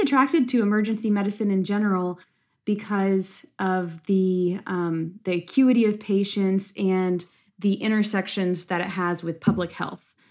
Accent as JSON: {"language": "English", "town": "Lexington", "region": "Kentucky", "country": "United States", "said": "I'm from Lexington, Kentucky, where I currently am in residency."}